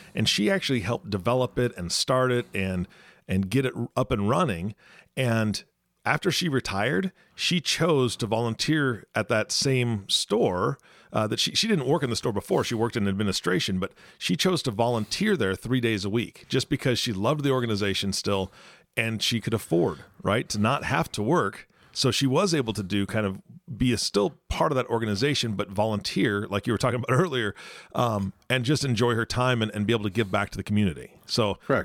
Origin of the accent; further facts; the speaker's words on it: Washington, United States; I'm from Washington State